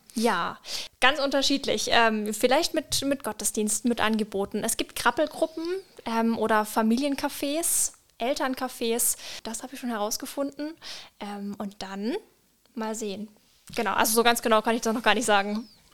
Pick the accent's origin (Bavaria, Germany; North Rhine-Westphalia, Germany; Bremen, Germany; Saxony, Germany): Bavaria, Germany; Franconia; now in Palatinate, Germany; ich komme ursprünglich aus Franken